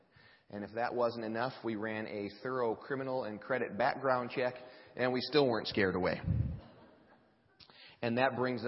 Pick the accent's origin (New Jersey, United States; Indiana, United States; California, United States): Indiana, United States; Fishers; because Ben's from Batesville, and obviously we're from Fishers